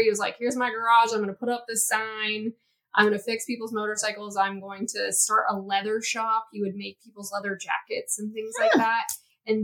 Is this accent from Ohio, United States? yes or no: yes; Martins Ferry, Ohio, United States; I'm from a really small town, foothills of the Appalachian Mountains